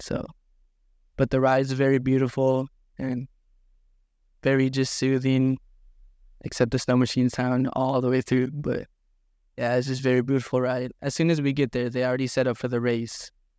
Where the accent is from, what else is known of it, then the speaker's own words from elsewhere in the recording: Buckland, Alaska, United States; also born or lived in Kotzebue; I'm from Kotzebue, but I also grew up in a village called Buckland, Alaska, and this is where the story takes place.